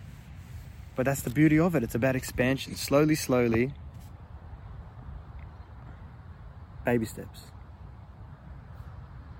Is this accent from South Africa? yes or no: no; Victoria, Australia; I'm from Victoria. I'm in New South Wales at the moment.